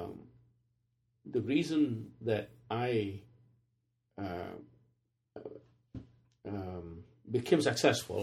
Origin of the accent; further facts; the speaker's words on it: Mori, Andhra Pradesh, India; now in United States; I grew up in India. I grew up in a remote village. The village is called Mori.